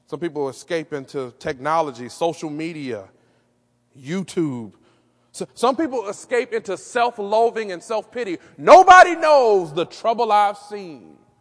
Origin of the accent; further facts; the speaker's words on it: Detroit, Michigan, United States; Growing up in Detroit on the Northwest side